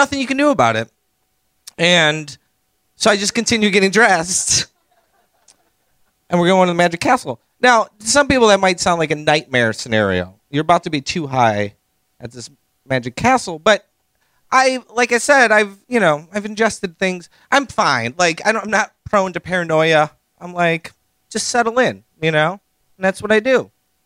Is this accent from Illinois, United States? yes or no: yes; Chicago, Illinois, United States; moved away as an adult; now in Los Angeles, United States; I'm from Chicago